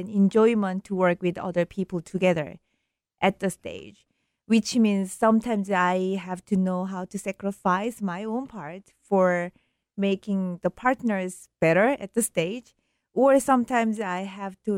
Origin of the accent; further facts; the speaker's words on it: Seoul, South Korea; moved away as an adult; also born or lived in New York; I was born in Seoul in Korea, and I lived there for a long time